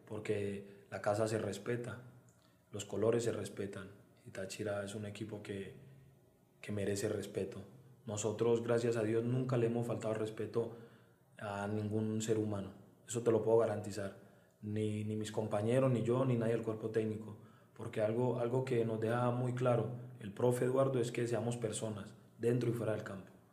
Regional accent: Medellín, Antioquia, Colombia; moved away as an adult; now in San Cristóbal, Venezuela; soy exactamente de Belén. Vivo en un barrio que se llama Belén, eh, es un barrio muy grande. Y bueno, ahí, ahí, ahí estoy desde los 8 o 9 años

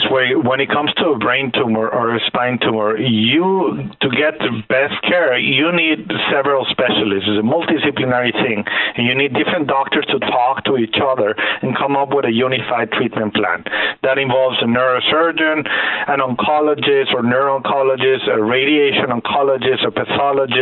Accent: Mexico; moved away; I was born and raised in Mexico

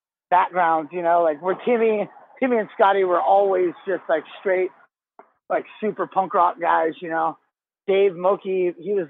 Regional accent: Bay Area, California, United States; growing up in the Bay Area

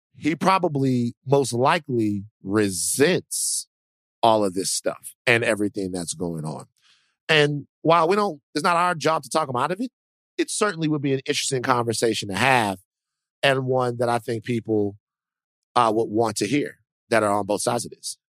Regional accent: Deep South, United States; also born or lived in Dallas, Texas; I'm from the Deep South

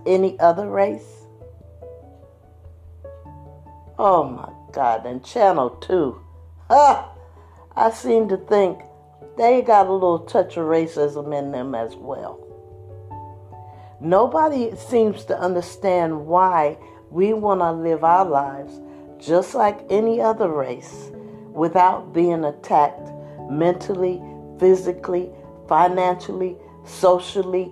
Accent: United States; we African Americans have been here over 200 plus years

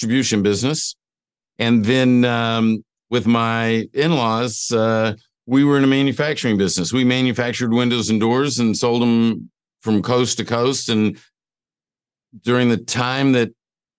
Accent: Atlanta, Georgia, United States; I grew up in Atlanta, Georgia

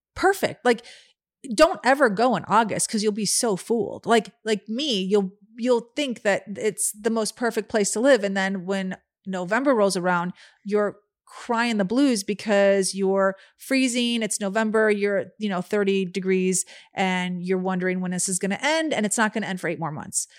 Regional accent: Chicago, Illinois, United States; Growing up in Chicago

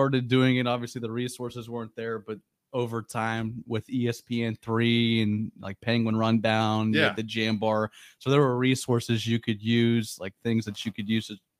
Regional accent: Austintown, Ohio, United States; I'm an Austintown guy.

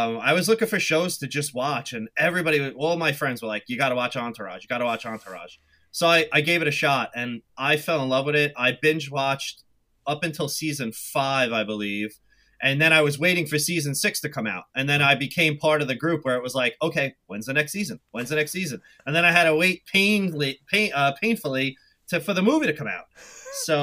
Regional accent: New York, United States; accent: Northeast; I am from New York. So the accent may come through in part of this podcast

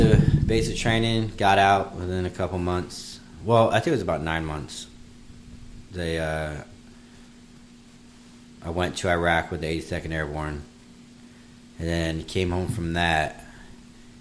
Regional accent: western Virginia, United States; now in Florida, United States; Virginia, in the western part of Virginia, but not West Virginia

